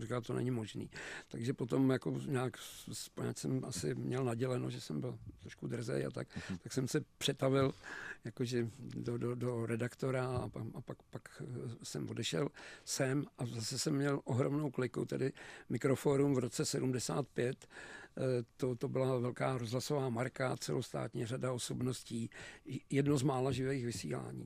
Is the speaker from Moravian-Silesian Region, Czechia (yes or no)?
no; Pardubice, Pardubice Region, Czechia; moved away as an adult; now in Prague, Czechia; já jsem Pardubák, takže už jenom to, že to, tohleto město Velký Pardubický Dynama a Zlatý přilby, prostě tomu se neubráníš, když tam žiješ